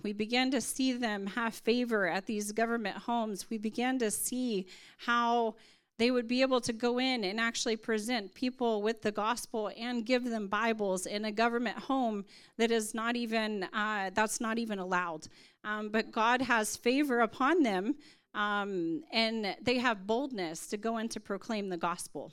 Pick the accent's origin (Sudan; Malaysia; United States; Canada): United States; moved away as an adult; now in India; I am from America, but I serve in India and Nepal.